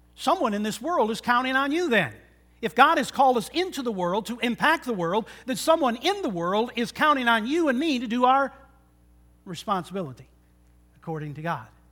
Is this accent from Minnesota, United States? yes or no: no; Michigan, United States; growing up in Michigan